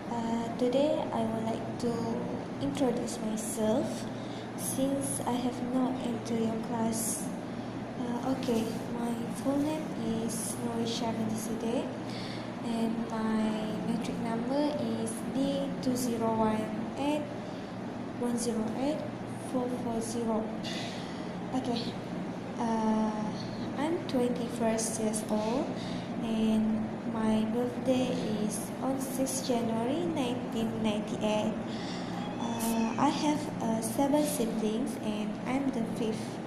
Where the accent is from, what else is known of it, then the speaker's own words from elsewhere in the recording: Kuching, Sarawak, Malaysia; actually I'm from Kuching, Sarawak. Uh, my country is very popular with different types of race and religions.